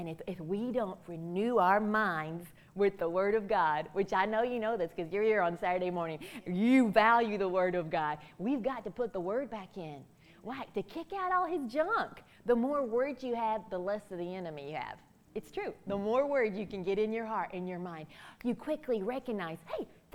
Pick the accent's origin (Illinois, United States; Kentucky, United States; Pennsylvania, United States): Kentucky, United States; I'm from Kentucky.